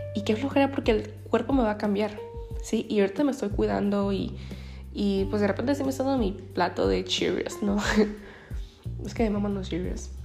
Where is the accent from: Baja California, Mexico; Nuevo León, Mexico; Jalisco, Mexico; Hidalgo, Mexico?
Baja California, Mexico; Ensenada; soy de Ensenada